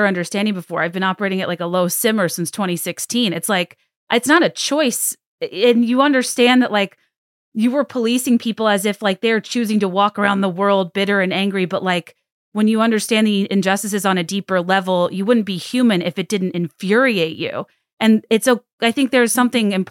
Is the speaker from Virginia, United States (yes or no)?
yes; Central Virginia, United States; I grew up in Central Virginia